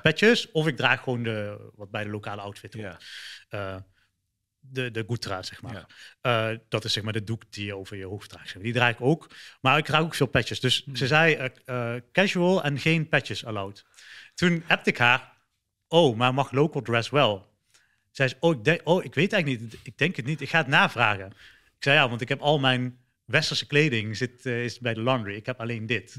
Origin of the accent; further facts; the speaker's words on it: Eindhoven, North Brabant, Netherlands; moved away as an adult; also born or lived in Sri Lanka; now in Dubai, United Arab Emirates; ik kom uit Nederland, eh, Eindhoven